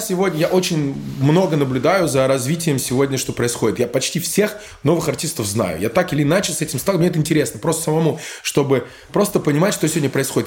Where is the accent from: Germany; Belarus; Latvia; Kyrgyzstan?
Germany; Bamberg, Bavaria; moved away; also born or lived in Berlin; я вырос а, в Бамберге, рядом была казарма